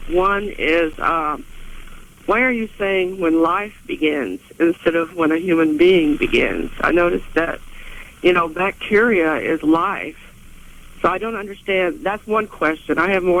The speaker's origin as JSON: {"language": "English", "region": "Texas", "country": "United States", "said": "I'm from Texas."}